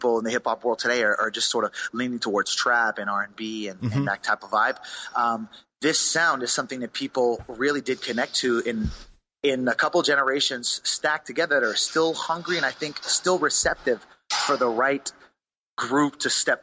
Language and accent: English; Montreal, Quebec, Canada; we're from Montreal